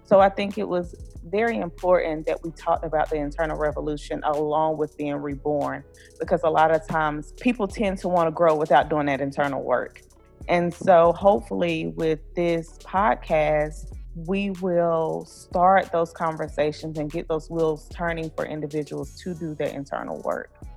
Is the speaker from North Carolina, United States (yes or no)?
yes; Blue Ridge Mountains of North Carolina, United States; I'm from the Blue Ridge Mountains of North Carolina.